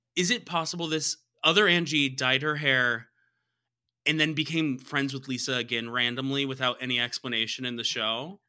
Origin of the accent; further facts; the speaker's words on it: the South, United States; I'm from the South